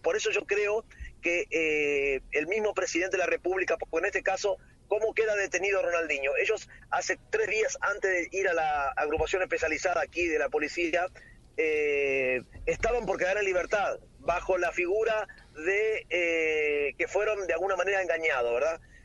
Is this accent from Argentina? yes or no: yes; Argentina; moved away as an adult; now in Paraguay; yo soy argentino